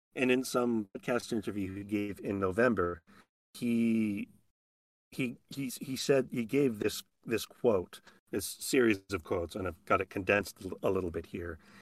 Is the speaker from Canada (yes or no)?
yes; Edmonton, Alberta, Canada; moved away as an adult; my hometown